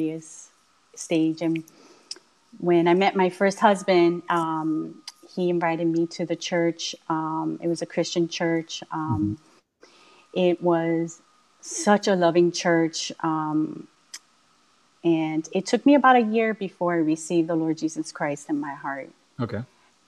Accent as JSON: {"language": "English", "town": "Miami", "region": "Florida", "country": "United States", "tie": "born or raised there", "said": "I was born and raised in Miami"}